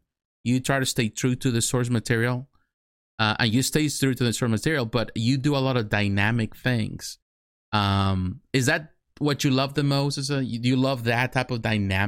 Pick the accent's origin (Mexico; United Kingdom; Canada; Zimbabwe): Mexico; now in United States; I grew up in Mexico. I'm from Mexico. I was born in Mexico. I live in the United States.